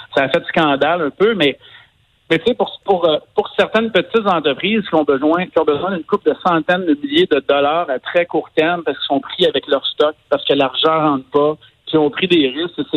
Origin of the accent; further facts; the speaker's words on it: Quebec, Canada; chez nous au Québec